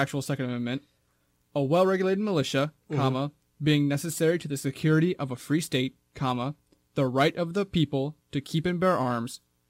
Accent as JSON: {"language": "English", "town": "Austin", "region": "Texas", "country": "United States", "said": "I'm from Austin, Texas."}